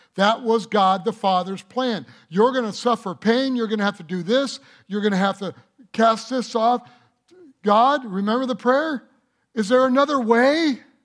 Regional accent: Detroit, Michigan, United States; I was born in Detroit

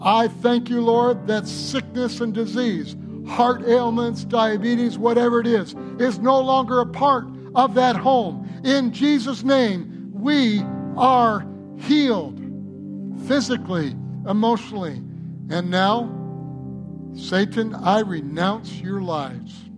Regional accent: Detroit, Michigan, United States; I was born in Detroit.

